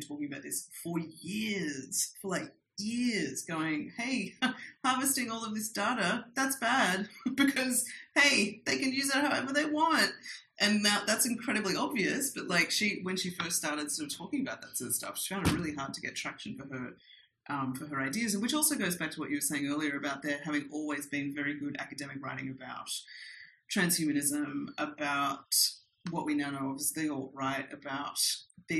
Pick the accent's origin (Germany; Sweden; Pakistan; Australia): Australia; moved away as an adult; also born or lived in New York; now in Mexico; growing up in Australia